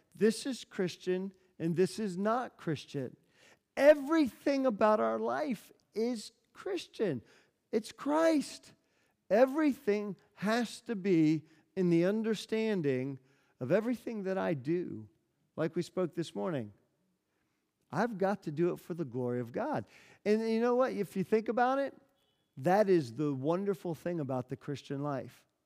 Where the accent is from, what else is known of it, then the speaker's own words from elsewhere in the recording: United States; moved away; I'm an American